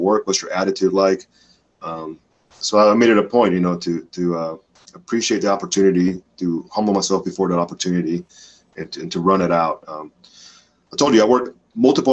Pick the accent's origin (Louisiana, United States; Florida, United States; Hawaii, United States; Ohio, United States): Florida, United States; Miami; moved away as an adult; also born or lived in Dominican Republic; now in Spokane, United States; I'm also extremely blessed to call South Florida home, to call Miami home. And I always represent my hometown, the 305 Miami